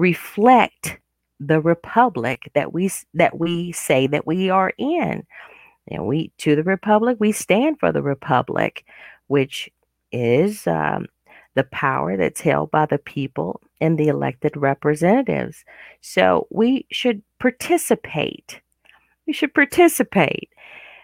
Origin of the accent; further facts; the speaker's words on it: United States; As an American